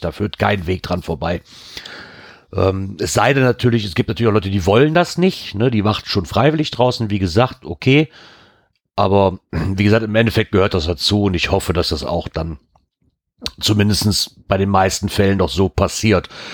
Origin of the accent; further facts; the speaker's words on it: Germany; ich als Deutscher